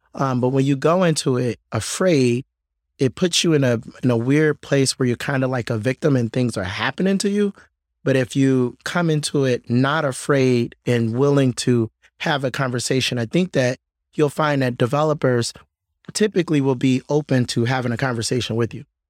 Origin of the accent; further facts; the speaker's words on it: Detroit, Michigan, United States; I was born and raised on the West Side, a little bit north of Boston Edison